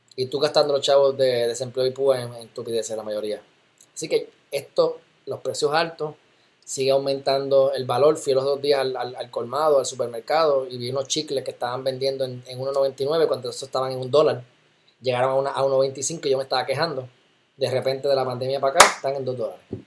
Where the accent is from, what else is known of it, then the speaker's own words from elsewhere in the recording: Loíza, Puerto Rico; Yo viví en Loiza. Me crié en Loiza, como quien dice